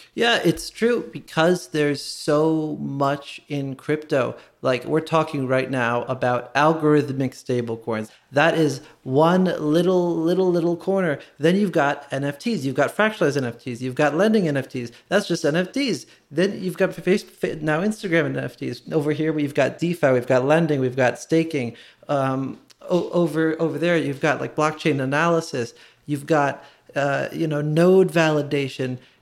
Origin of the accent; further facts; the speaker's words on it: Wynnewood, Pennsylvania, United States; I'm from Winwood.